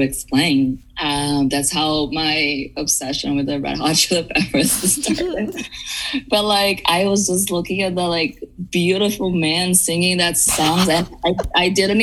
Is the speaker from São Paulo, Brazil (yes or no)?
yes; São Bernardo do Campo, São Paulo, Brazil; now in Los Angeles, United States; I grew up in Brazil. I tell people that I'm from São Paulo because it's easier, but I was in São Paulo state